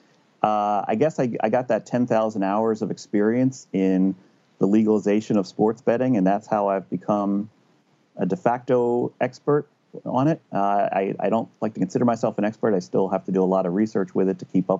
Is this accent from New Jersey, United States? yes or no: yes; New Jersey, United States; I was born in New Jersey. I've lived here all my life.